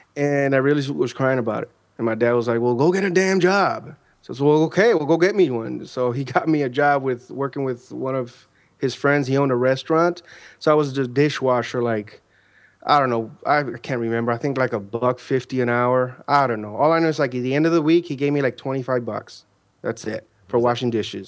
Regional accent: Chicago, Illinois, United States; now in Central Florida, United States; I'm originally from Chicago, Illinois, where I was born and raised

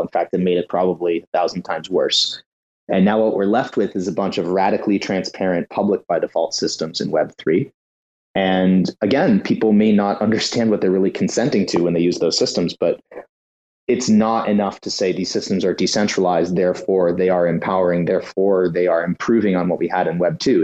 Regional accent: United States; as an American

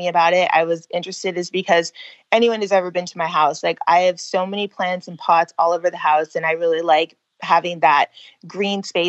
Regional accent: California, United States; moved away as an adult; now in Pennsylvania, United States; I was born and raised in California.

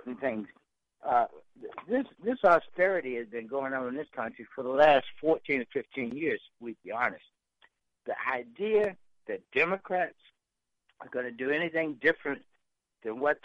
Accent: Yorktown, Virginia, United States; I grew up right in Yorktown, Virginia

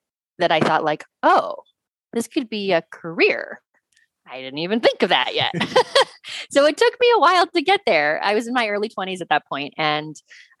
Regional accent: West Coast, United States; moved away as an adult; also born or lived in Senegal / New York City; I was from the West Coast

